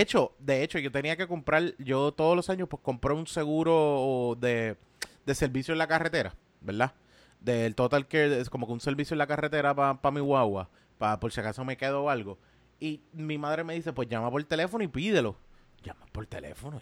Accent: Puerto Rico; nosotros como puertorriqueños

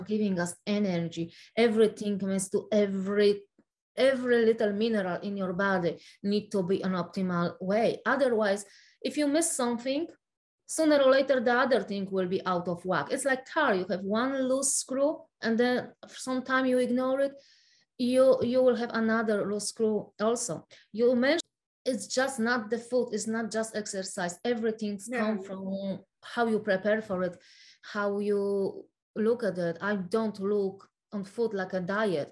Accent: Poland; English is a second language; moved away as an adult; now in United States; I was uh, born and raised in Poland, so Poland

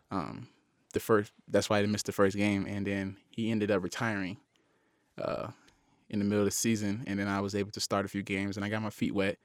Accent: Miami, Florida, United States; moved away as an adult; also born or lived in Utah; growing up in Miami, I always, uh, was able to go to the University of Miami

